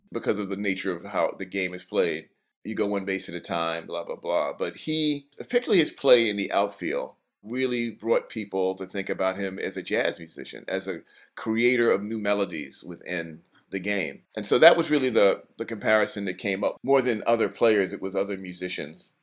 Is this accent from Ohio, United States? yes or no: no; New York City, New York, United States; I grew up in Brooklyn